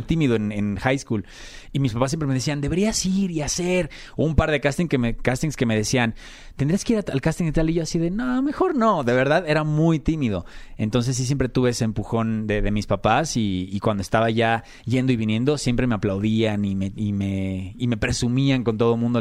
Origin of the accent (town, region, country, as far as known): Mexico; moved away as an adult; also born or lived in Argentina / Brazil / United States